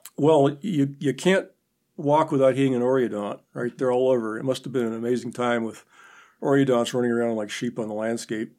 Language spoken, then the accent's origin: English; Minot, North Dakota, United States; moved away as an adult; also born or lived in Nebraska; now in Chadron, United States; I grew up in North Dakota, um, Minot.